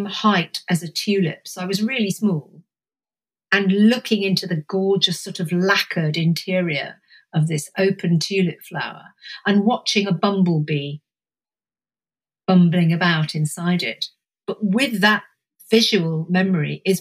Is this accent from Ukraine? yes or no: no; Suffolk, East of England, United Kingdom; I spent my kind of adolescence in Suffolk